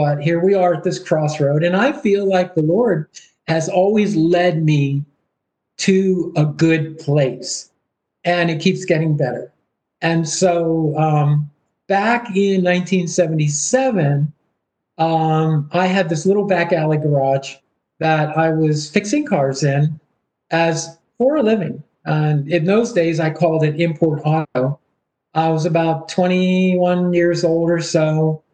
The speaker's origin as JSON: {"language": "English", "area": "Baltimore County", "region": "Maryland", "country": "United States", "tie": "born or raised there", "also_born_or_lived": "Pittsburgh, Pennsylvania", "moved": "yes", "said": "growing up in Baltimore County, Maryland"}